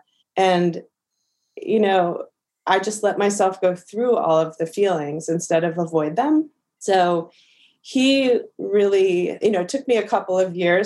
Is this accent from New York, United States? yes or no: yes; New York City, New York, United States; born or raised there; also born or lived in Miami / Los Angeles